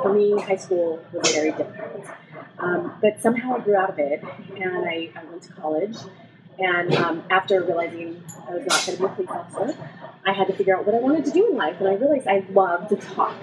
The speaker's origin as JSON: {"language": "English", "town": "Whittier", "region": "California", "country": "United States", "tie": "born or raised there", "also_born_or_lived": "La Mirada, California / Aurora, Colorado", "lives_now": "Chino Hills, United States", "said": "I was born in La Mirada, raised in Whittier, California, and went to school there until I was in sixth grade"}